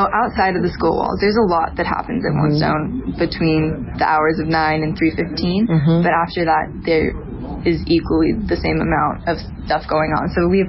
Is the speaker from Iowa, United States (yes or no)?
no; Boise, Idaho, United States; I'm from Boise, Idaho. I go to school at One Stone High School.